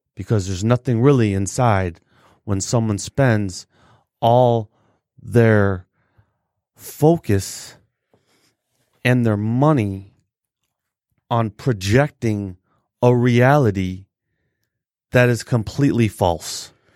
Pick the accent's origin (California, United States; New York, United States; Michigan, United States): Michigan, United States; Detroit; I'm from the West Side